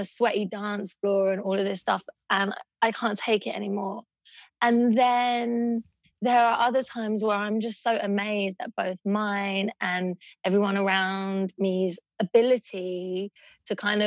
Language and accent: English; London, United Kingdom; I grew up in East London, in Hackney, in a very economically poor neighborhood